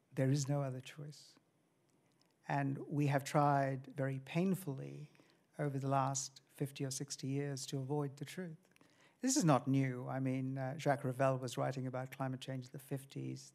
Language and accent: English; India; moved away; I come from India